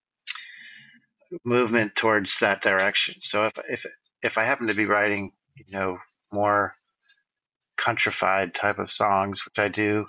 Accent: Fairfax, California, United States; also born or lived in Bolinas, California / Bay Area; I officially grew up in Fairfax

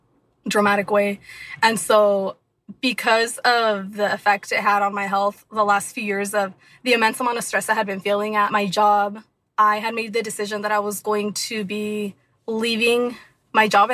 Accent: Anaheim, California, United States; I was born and raised in Anaheim, California, in Orange County

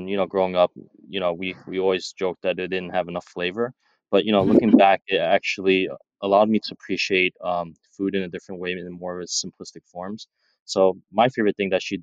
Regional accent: New York City, New York, United States; also born or lived in Chinatown, New York City; growing up in Brooklyn, we were living in Flatbush

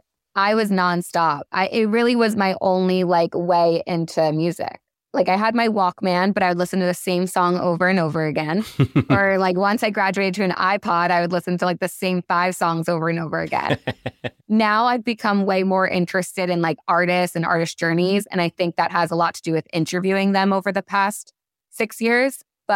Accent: Long Island, New York, United States; I grew up on Long Island, a loyal listener of WBLI and Z100 a little bit. But where I'm from, the audio would cut in and out for Z100. I was a little too far out on Long Island.

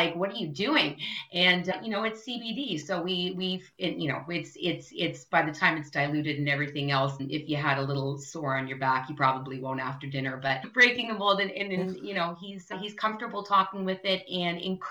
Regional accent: Canada

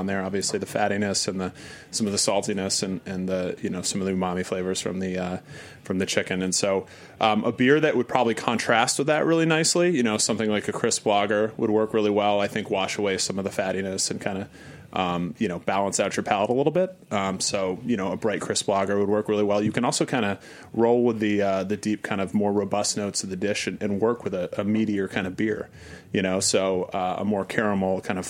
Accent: Burlington, Vermont, United States; I'm actually from Vermont

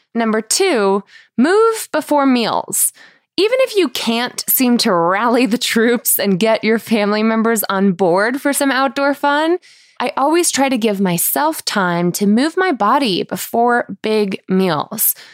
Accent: Manchester, Connecticut, United States; my hometown in Manchester, Connecticut

